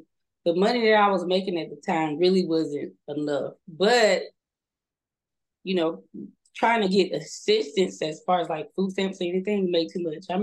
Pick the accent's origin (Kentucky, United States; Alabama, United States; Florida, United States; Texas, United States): Alabama, United States; moved away as an adult; Being fresh from the country, because I'm from the country, I'm from Alabama. We didn't have a lot of people living close to us. We didn't interact with a lot of people outside of my town